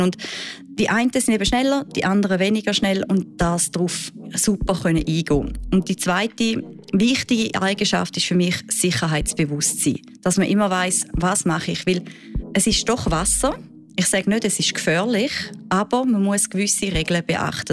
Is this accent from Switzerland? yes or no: yes; Switzerland; bei uns in der Schweiz